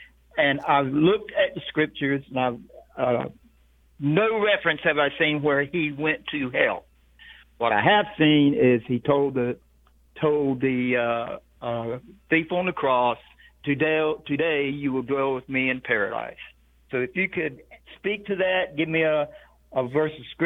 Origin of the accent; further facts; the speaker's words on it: Rocky Mount, North Carolina, United States; now in Georgia, United States; I'm a fellow North Carolinian. I was born and raised in Rocky Mount, North Carolina